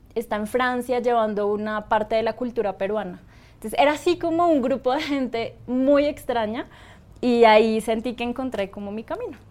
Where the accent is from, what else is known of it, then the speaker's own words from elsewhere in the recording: Bogotá, Colombia; yo soy colombiana, en Bogotá